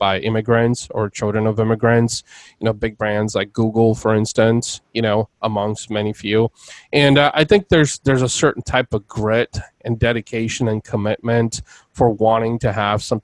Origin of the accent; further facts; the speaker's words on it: Bulgaria; now in United States; I'm originally from Eastern Europe. I was born in Bulgaria, and my family immigrated here over 25 years ago